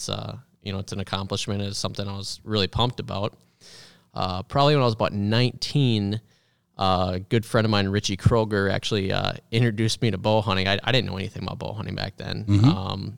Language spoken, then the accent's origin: English; Minnesota, United States; Yeah, well, yeah, thanks. I grew up in Minnesota.